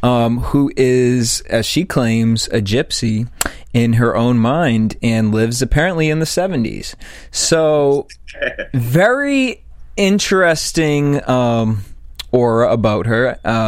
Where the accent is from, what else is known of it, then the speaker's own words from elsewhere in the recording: East Coast, United States; now in Los Angeles, United States; I'm from the East Coast